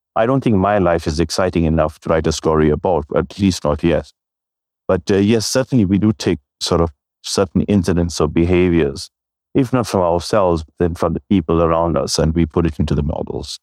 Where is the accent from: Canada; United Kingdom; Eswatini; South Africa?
South Africa; I'm a South African Indian of uh, depending on which side you look at, on my mom's side, I'm third generation.